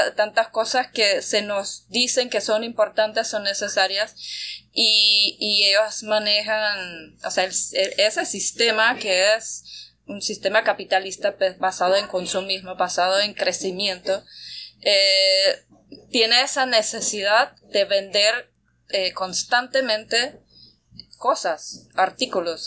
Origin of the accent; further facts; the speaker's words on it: Austria; also born or lived in Bayano, Panama; now in Panama; que soy de, Austria, de Europa